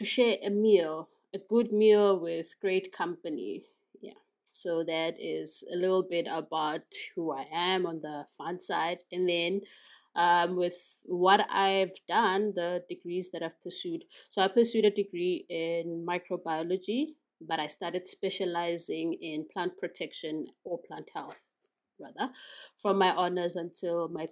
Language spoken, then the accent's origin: English; KwaMashu, KwaZulu-Natal, South Africa; I was born in KwaMashu in KwaZulu-Natal.